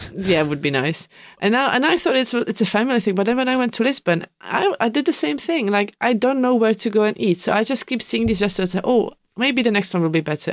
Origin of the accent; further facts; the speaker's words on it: Czechia; English is a second language; moved away as an adult; now in United Kingdom; I come from Czech. Now I've been living here